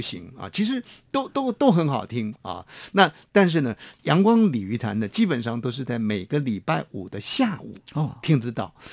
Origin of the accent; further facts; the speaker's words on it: Hsinchu, Taiwan; now in Taipei, Taiwan; 必然载下我的故乡， 啊， 会经过新竹嘛